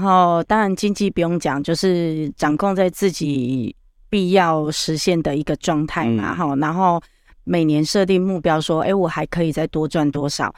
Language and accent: Chinese; Tainan, Taiwan; 我台南人，所以台语会出来